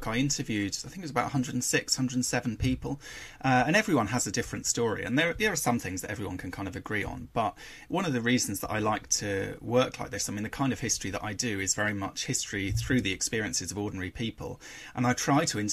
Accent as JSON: {"language": "English", "region": "England", "country": "United Kingdom", "said": "as English people"}